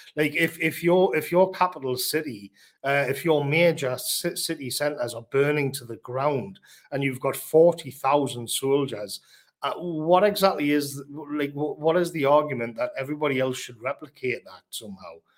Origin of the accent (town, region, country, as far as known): United Kingdom